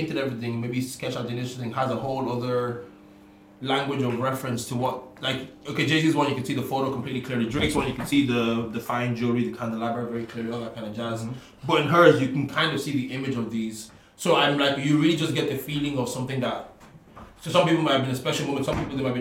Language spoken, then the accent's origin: English; Ireland; I'm from Ireland